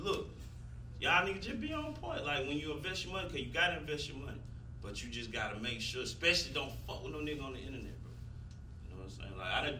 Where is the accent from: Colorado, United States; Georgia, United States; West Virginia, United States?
Georgia, United States; Atlanta; Yeah, I ain't from East Atlanta. I'm from the East Side.